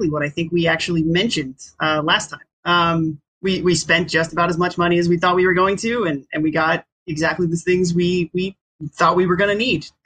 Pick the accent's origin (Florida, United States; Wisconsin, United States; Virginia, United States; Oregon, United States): Virginia, United States; born or raised there